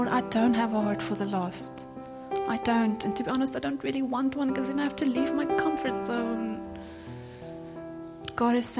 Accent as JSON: {"language": "English", "country": "South Africa", "said": "I'm from South Africa"}